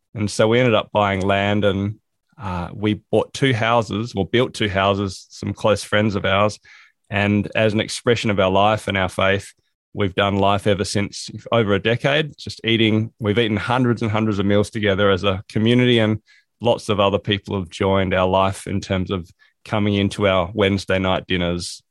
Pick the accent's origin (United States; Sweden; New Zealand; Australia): Australia; South Australia; moved away as an adult; also born or lived in England; now in Hobart, Australia; I grew up in South Australia.